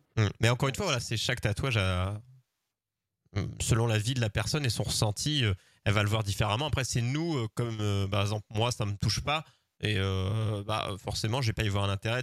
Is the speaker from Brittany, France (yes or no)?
yes; the Dinard / Saint-Malo coast, Brittany, France; d'où je viens, du côté de Dinard, Saint-Malo